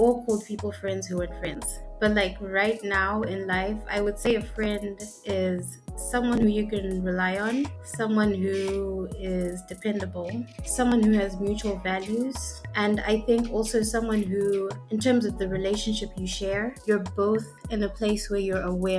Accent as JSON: {"language": "English", "country": "Zimbabwe", "moved": "yes", "lives_now": "Canada", "said": "I'm from Zimbabwe"}